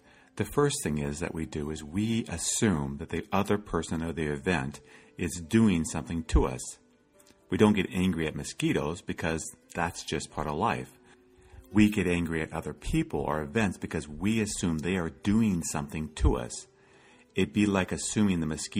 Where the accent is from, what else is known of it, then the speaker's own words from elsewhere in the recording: Iowa, United States; As a child, I grew up in Iowa